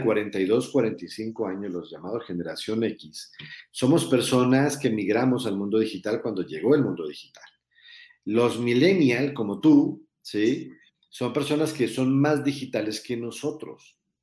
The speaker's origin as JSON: {"language": "Spanish", "country": "Colombia", "moved": "as an adult", "lives_now": "Mexico", "said": "yo soy colombiano viviendo en México hace muchos años"}